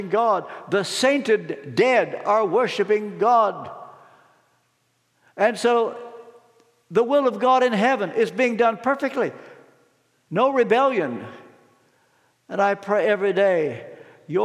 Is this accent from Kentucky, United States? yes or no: yes; Ashland, Kentucky, United States; from Ashland, Kentucky, that's where I was born